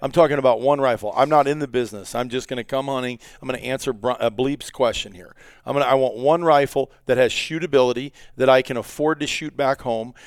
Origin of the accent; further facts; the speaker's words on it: Iowa, United States; I grew up in Iowa